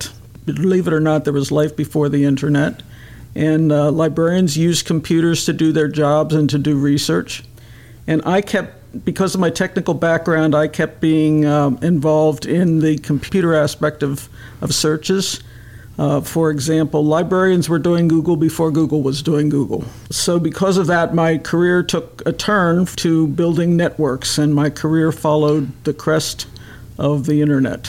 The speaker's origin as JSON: {"language": "English", "town": "Lancaster", "region": "Pennsylvania", "country": "United States", "tie": "born or raised there", "also_born_or_lived": "Illinois", "moved": "as an adult", "said": "I grew up in Lancaster until I graduated from high school, and then I left Lancaster to go and see the world"}